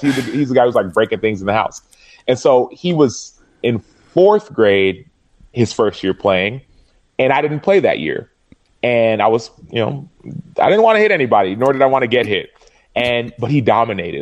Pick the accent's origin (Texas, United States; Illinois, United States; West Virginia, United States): Texas, United States; Dallas; we were living in Dallas